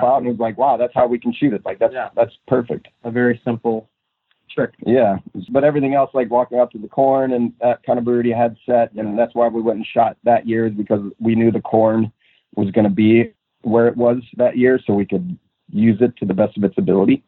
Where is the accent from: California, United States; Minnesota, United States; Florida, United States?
Minnesota, United States; moved away; I'm originally from Minnesota.